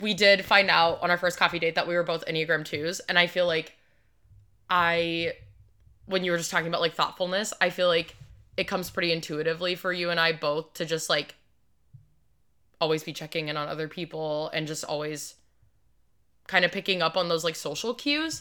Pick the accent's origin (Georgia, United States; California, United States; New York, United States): Georgia, United States; I was born in Georgia